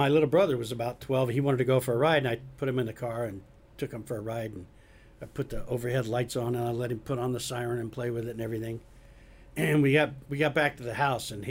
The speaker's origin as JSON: {"language": "English", "region": "Arkansas", "country": "United States", "tie": "born or raised there", "also_born_or_lived": "Broward County, Florida", "moved": "yes", "said": "I grew up in Arkansas"}